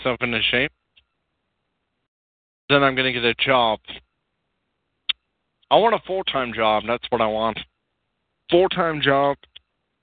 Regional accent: California, United States; accent: California; I have a California accent, and my accent is kind of lame

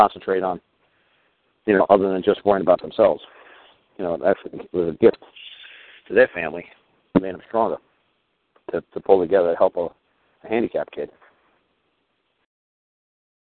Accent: United States; I'm from New York

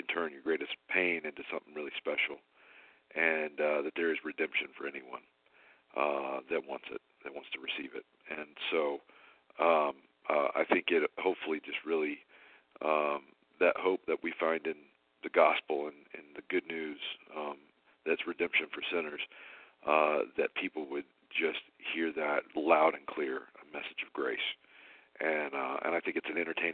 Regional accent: Alabama, United States; I'm from Alabama

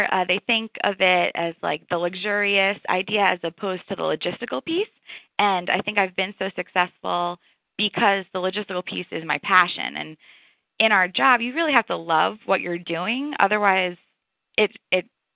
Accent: New York, United States; moved away as an adult; also born or lived in Amherst, Massachusetts; now in Atlanta, United States; I am from New York

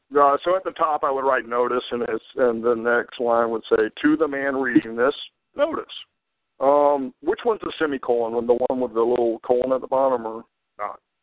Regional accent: Florida, United States; also born or lived in Hawaii; I'm from Florida

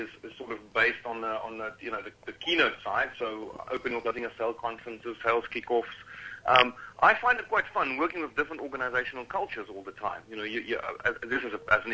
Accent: Cape Town, Western Cape, South Africa; I'm from originally from Cape Town, South Africa

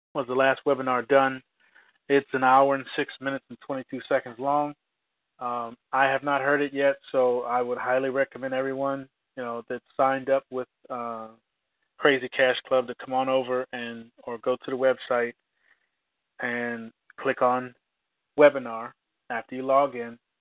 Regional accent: United States; I'm an American

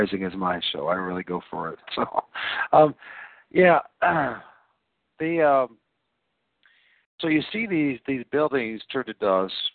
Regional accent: Great Lakes, United States; I'm a flatlander from the Great Lakes

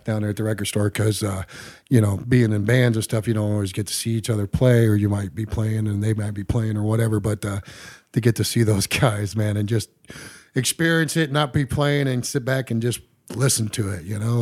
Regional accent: Englewood, Ohio, United States; also born or lived in Las Vegas, Nevada; pretty much grew up around here in Ohio, uh, Dayton area, Inglewood

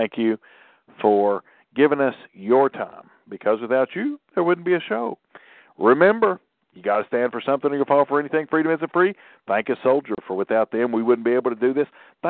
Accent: Southern United States, United States; I'm American by birth and Southern by the grace of God.

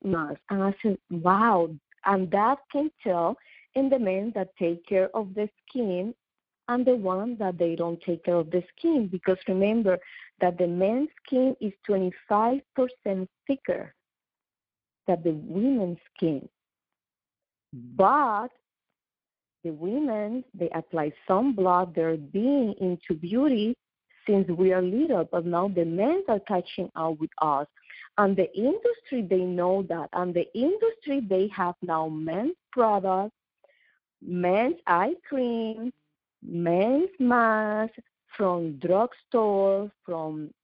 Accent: Puerto Rico; also born or lived in New York / Dubai; now in South Florida, United States; I am from Puerto Rico, but I've been living in New York.

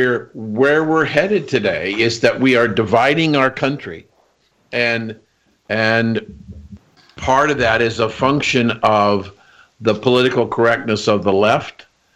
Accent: United States; as an American citizen

